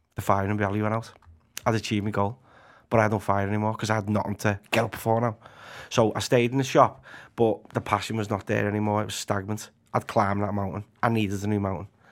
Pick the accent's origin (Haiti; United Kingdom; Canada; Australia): United Kingdom; Liverpool, North West England; also born or lived in Anfield, Liverpool; I'm from the bright lights of Walton. Yeah. Originally, it was from, um, sort of Breck Roads, Anfield area